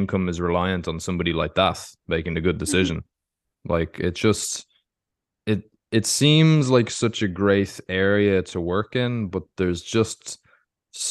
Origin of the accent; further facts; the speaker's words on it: Ireland; I'm from Ireland